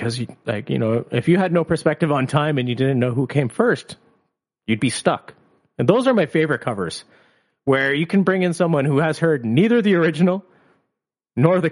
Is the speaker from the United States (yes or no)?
no; Canada; we're Canadian